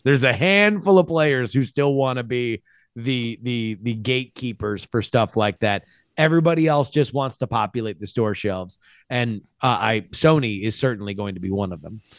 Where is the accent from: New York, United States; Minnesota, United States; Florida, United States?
Florida, United States; moved away; It's my home state